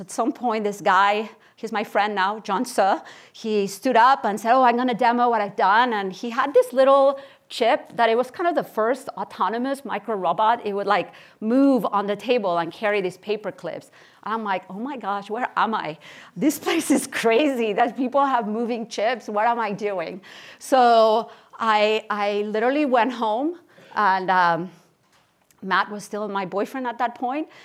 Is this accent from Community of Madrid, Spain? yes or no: no; Barcelona, Catalonia, Spain; moved away as an adult; also born or lived in Kansas City, Missouri / Stanford, California; I was born in Barcelona, Spain, and I spent, uh, my childhood and my teenage years there.